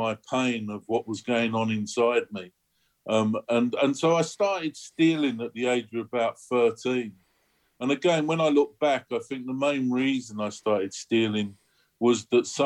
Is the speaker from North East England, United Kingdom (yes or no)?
no; London, United Kingdom; I was born in the East End of London